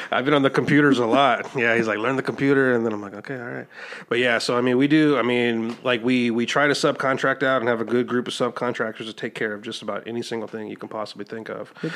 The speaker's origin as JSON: {"language": "English", "region": "Midwest", "country": "United States", "tie": "born or raised there", "moved": "yes", "lives_now": "Texas, United States", "said": "I was born in the Midwest"}